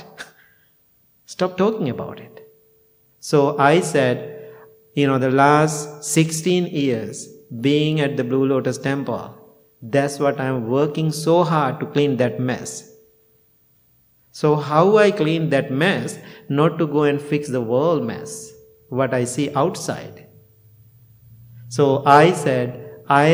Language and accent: English; near Peradeniya, Central Province, Sri Lanka; moved away; University of Peradeniya, you know, in the very close to my hometown.